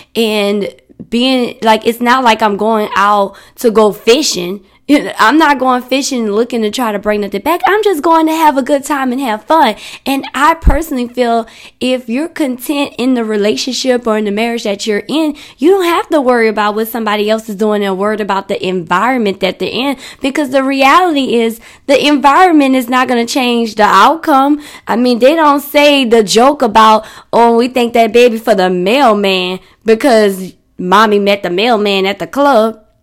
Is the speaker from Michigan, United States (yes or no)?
no; New Orleans, Louisiana, United States; I'm from New Orleans